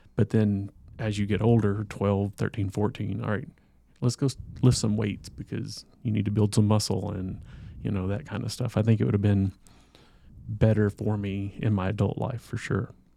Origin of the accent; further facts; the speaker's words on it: the South, United States; me growing up in the South